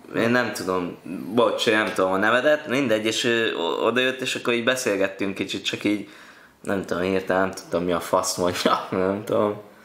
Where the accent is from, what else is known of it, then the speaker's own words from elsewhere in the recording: Esztergom, Komárom-Esztergom, Hungary; moved away; also born or lived in Sopron; én nem budapesti vagyok, én Esztergom kertvárosban, ami se nem város, se nem falu, ott nőttem föl.